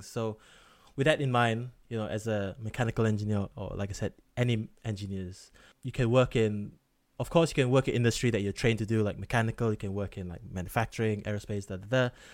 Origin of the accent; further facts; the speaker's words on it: Malaysia; now in Wales, United Kingdom; I'm that Malaysian friend who doesn't work in healthcare